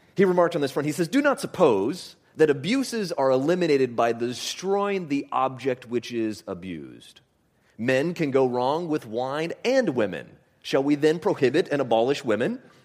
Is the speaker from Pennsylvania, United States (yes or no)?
no; Homer, Alaska, United States; I grew up in Homer, Alaska